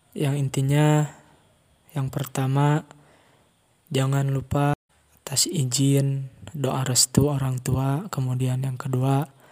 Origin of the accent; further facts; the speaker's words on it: Tasikmalaya, West Java, Indonesia; also born or lived in Ciamis Regency; saya lahir di Kabupaten Tasikmalaya tanggal 13 September tahun 2001